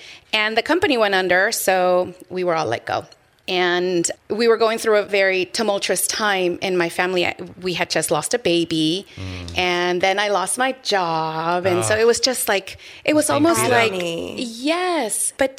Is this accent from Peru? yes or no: yes; Peru; born there; moved away; Yes. We are from Peru. I was born in Peru.